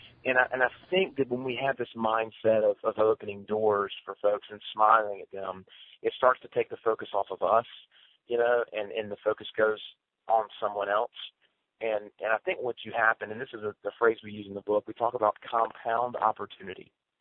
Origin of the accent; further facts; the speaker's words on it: the South, United States; You know, I'm from the South, and everybody's like, oh, that's just a Southern thing.